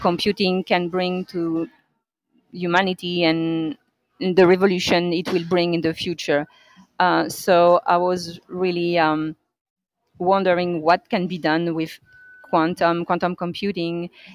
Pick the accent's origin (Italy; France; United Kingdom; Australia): France; moved away as an adult; now in Montreal, Canada; I grew up in France